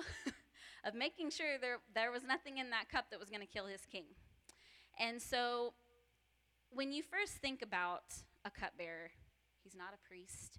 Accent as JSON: {"language": "English", "country": "United States", "said": "I am from the Ponca tribe"}